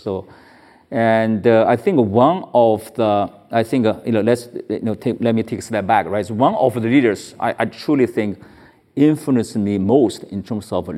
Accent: China; now in United States; I was born in China

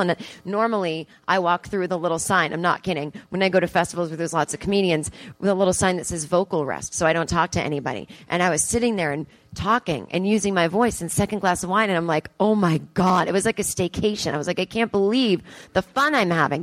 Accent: East Coast, United States; now in Los Angeles, United States; I'm from the East Coast

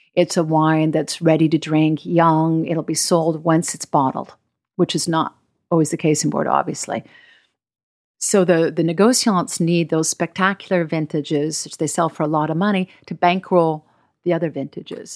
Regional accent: United States; I'm American

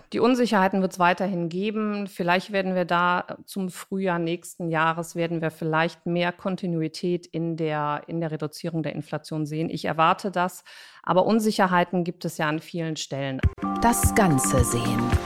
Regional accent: Cologne, North Rhine-Westphalia, Germany; ich bin Kölnerin

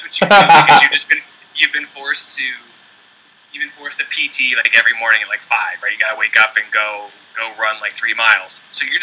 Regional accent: Virginia, United States; also born or lived in San Diego, California; now in Maryland, United States; I'm from Virginia

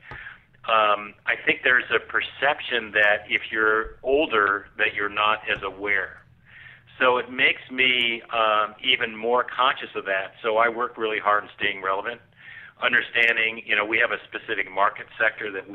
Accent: Southern California, United States; I grew up in Southern California on the beach

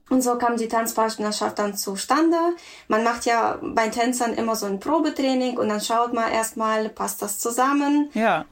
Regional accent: Russia; now in Germany; ich komme ursprünglich aus Russland. Ich bin in Russland geboren

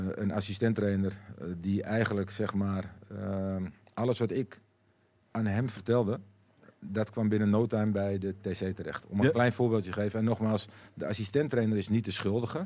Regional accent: Amsterdam, North Holland, Netherlands; moved away as an adult; also born or lived in Emmen / Basel; een echt Amsterdammer

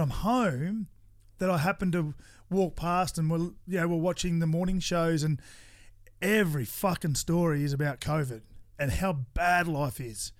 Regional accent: Toowoomba, Queensland, Australia; I grew up in Toowoomba with four boys in my family

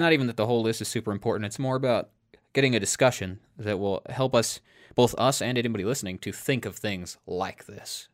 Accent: Iowa, United States; We grew up in Iowa

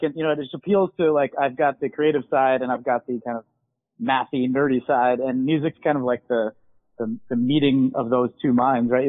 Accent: Weston, United States; growing up in Weston, as I mentioned, they had one of the best public schools in the state

